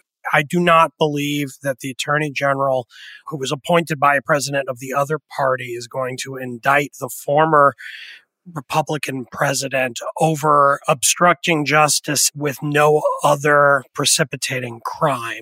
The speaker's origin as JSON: {"language": "English", "region": "the New York area", "country": "United States", "tie": "born or raised there", "said": "when I was a teenager growing up in the New York area"}